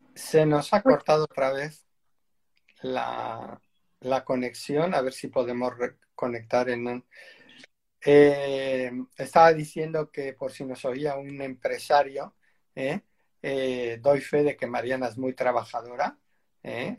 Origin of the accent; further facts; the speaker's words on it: Spain; aquí en España